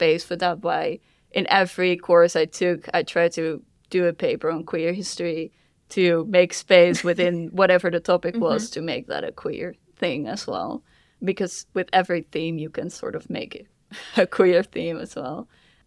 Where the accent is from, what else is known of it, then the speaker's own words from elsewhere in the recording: Almelo, Overijssel, Netherlands; also born or lived in Leiden; now in The Hague, Netherlands; I was born in Almelo in the east of the Netherlands